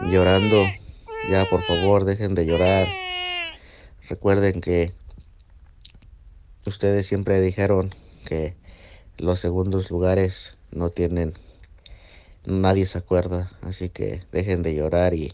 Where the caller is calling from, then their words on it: Virginia, United States; saludándolos desde Virginia otra vez.